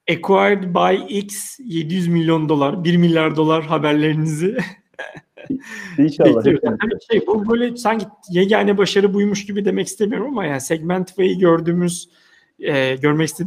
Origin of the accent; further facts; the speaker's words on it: Turkey; E, ve ilginç bir şekilde biz Türkler olarak özellikle mesela bankacılıkta dijitalde inanılmaz iyi olduğumuzu anlatamıyoruz.